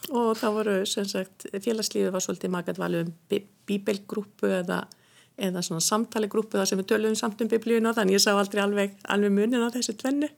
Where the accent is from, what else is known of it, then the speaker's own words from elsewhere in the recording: Hrunamannahreppur, Southern Region, Iceland; moved away; Ég er úr sveit sem heitir Hrunamannareppur